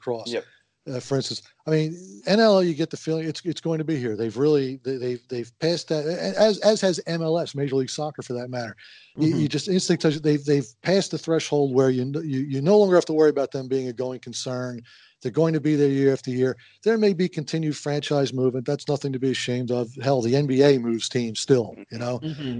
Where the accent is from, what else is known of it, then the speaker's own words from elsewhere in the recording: Halifax, Nova Scotia, Canada; born there; Although Halifax, my hometown, my birth town, I should say, was a pleasant surprise